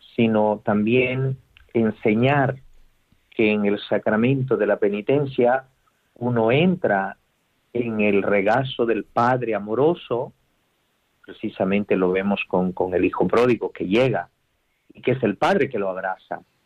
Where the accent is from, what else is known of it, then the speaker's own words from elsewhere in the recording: Guatemala; moved away; en una diócesis de Guatemala, de donde yo soy